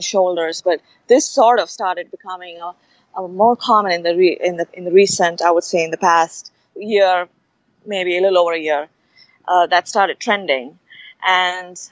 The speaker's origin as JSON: {"language": "English", "town": "Mumbai", "region": "Maharashtra", "country": "India", "tie": "born or raised there", "moved": "yes", "said": "I grew up in Bombay"}